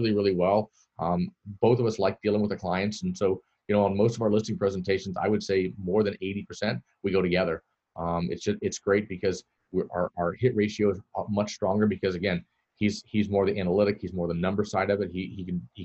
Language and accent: English; Florida, United States; also born or lived in Netherlands; I'm born and raised in Florida